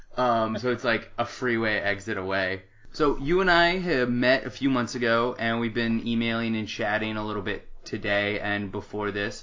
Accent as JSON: {"language": "English", "town": "Tempe", "region": "Arizona", "country": "United States", "tie": "born or raised there", "also_born_or_lived": "Washington D.C.", "said": "I was born and raised in Tempe, Arizona"}